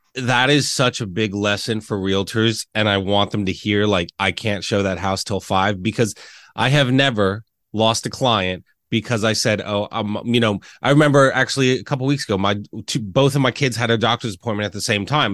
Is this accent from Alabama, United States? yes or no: no; Reading, Pennsylvania, United States; moved away as an adult; also born or lived in Lancaster, Pennsylvania; growing up in Reading, right, I moved here